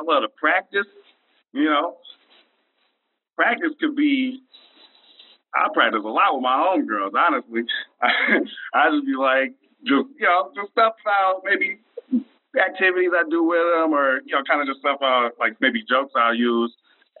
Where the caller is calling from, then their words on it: Memphis, Tennessee, United States; I'm calling down from the Bluffs, Memphis, Tennessee.